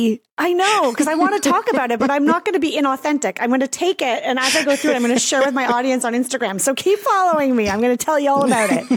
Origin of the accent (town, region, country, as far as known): Canada